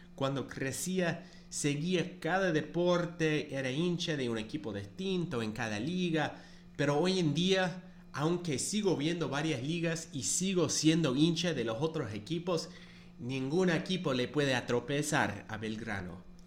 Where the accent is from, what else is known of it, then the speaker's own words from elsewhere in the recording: United States; nací en los Estados Unidos y bueno, seguramente ya saben, no soy cordobés ni argentino